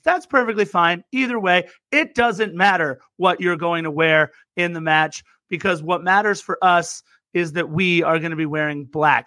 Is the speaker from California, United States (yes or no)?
yes; Torrance, California, United States; also born or lived in Lawndale, California; born and raised in the South Bay, Torrance, and now Lawndale, California